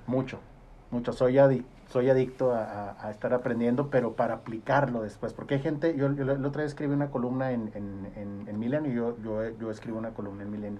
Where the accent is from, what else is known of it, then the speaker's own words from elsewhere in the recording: Gómez Palacio, Durango, Mexico; Yo, soy oriundo de Gómez, vivo en Gómez.